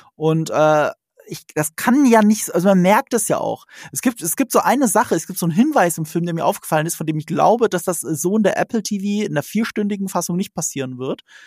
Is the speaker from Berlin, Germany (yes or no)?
no; Rhineland-Palatinate, Germany; ich komme aus Rheinland-Pfalz, ne? Das ist an der französischen Grenze